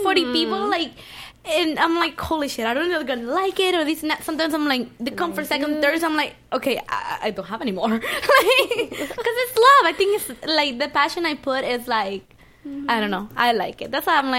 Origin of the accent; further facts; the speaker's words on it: Miami, Florida, United States; Well, I mean, you're talking to me. I'm from Miami, man.